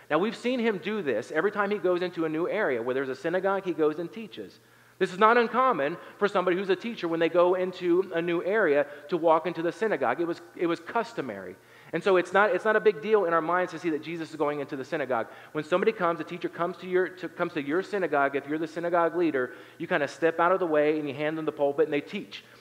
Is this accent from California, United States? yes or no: no; Appalachia, southern Ohio, United States; moved away; I'm from Appalachia, I'm from southern Ohio